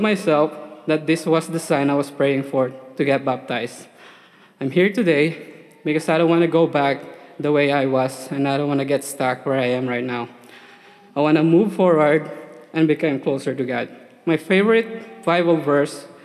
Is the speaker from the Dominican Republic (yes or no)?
no; Philippines; moved away as an adult; now in United States; I was born in the Philippines, where I was baptized as an infant. Raised in a Catholic church, attended for 17 years